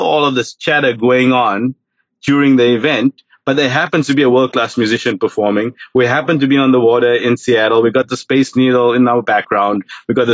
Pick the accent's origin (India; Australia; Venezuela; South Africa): South Africa; now in United States; growing up in South Africa, I grew up during apartheid